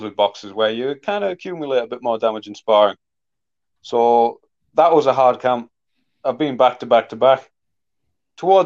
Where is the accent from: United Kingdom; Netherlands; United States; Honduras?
United Kingdom; Middlesbrough, North East England; people in my hometown happy